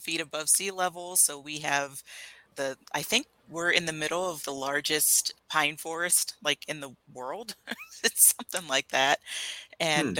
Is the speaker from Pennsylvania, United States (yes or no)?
yes; Pennsylvania, United States; moved away as an adult; also born or lived in Flagstaff, Arizona; now in Arizona, United States; I am from Pennsylvania originally